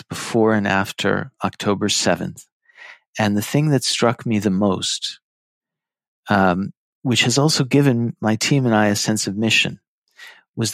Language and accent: English; United States; I was born in the United States, but I come from an Iraqi Jewish family on my mother's side